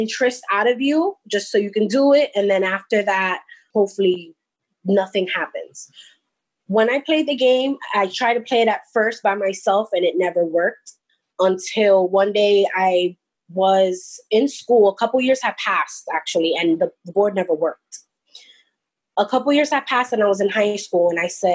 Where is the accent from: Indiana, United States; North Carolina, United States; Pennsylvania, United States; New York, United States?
New York, United States; I'm from New York.